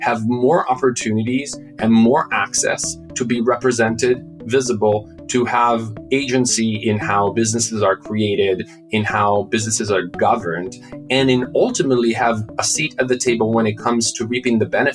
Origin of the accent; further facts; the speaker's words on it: Milan, Lombardy, Italy; moved away as an adult; now in United States; I grew up in Milan